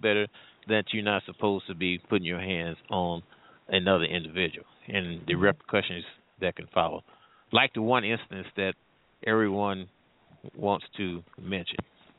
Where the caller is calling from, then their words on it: St. Louis, Missouri, United States; I'm calling from the St. Louis area, actually.